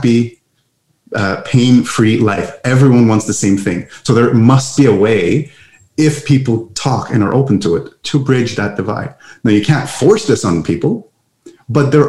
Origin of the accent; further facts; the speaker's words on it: Montreal, Quebec, Canada; English is a second language; I'm from Montreal, Canada. And that's why some of my, English words might be a little off for your listeners. I'm from the French part of Canada.